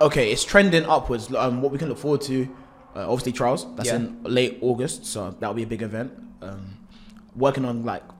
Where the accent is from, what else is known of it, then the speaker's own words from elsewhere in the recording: London, United Kingdom; also born or lived in Highbury; I'm a sprinter, but I'm from London, Dalston to be exact, northeast